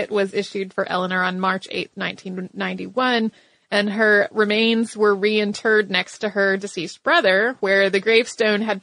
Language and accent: English; Perth, Western Australia, Australia; I'm from Perth, Western Australia.